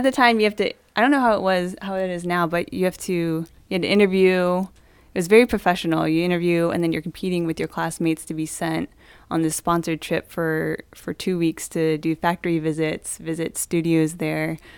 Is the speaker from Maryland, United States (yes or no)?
yes; Maryland, United States; also born or lived in Indianapolis; I grew up in Maryland